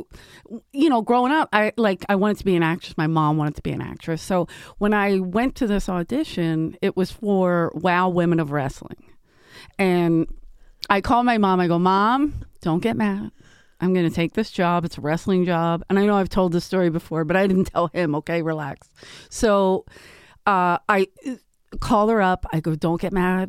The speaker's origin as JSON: {"language": "English", "town": "Philadelphia", "region": "Pennsylvania", "country": "United States", "tie": "born or raised there", "said": "where we grew up in South Philly, I played everything."}